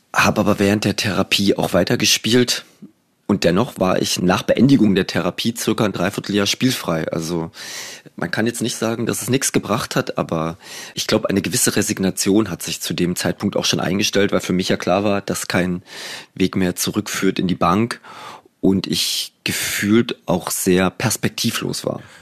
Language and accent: German; East Germany, Germany; ich bin ja noch in der DDR groß geworden